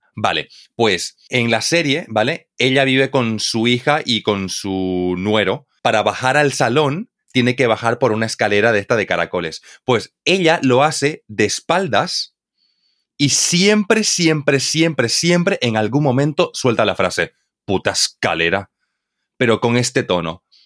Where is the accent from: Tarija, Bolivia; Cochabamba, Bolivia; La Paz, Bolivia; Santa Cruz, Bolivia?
Santa Cruz, Bolivia; Santa Cruz de la Sierra; Santa Cruz, de la Sierra, de donde yo soy en Bolivia, tenemos unos diminutivos exclusivos de, nuestra, de nuestro dialecto